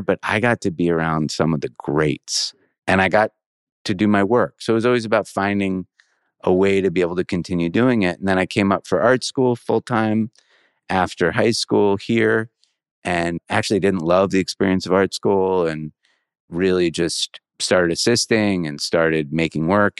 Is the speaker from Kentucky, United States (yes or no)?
no; suburban Maryland, United States; So I grew up in an area of suburban Maryland, say 20 minutes from the White House, like right outside of DC.